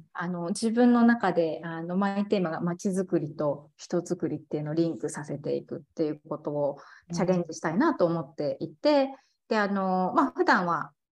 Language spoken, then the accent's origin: Japanese; eastern Shizuoka Prefecture, Japan; moved away as an adult; also born or lived in South Africa; 地元であの静岡県の東部っていうのが地元でもともとここに帰ってくる前はあの夫の仕事であの南アフリカに住んでいたんですけれども